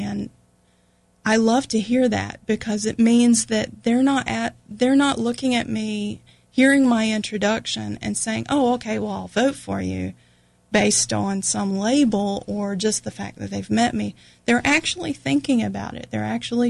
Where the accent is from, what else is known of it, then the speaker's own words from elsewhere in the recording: Kenly, North Carolina, United States; also born or lived in Newport News, Virginia / Raleigh, North Carolina; I grew up in Kinley, North Carolina, a very small